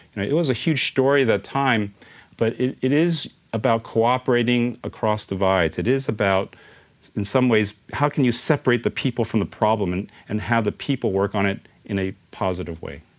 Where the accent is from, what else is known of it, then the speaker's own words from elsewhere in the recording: San Francisco, California, United States; born and raised in San Francisco